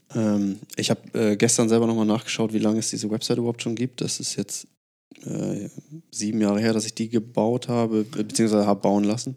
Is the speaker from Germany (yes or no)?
yes; Lauenburg, Schleswig-Holstein, Germany; moved away as an adult; ich komme ursprünglich aus Lauenburg, das ist äh, so eine, ich glaube, 12.000 Seelenstadt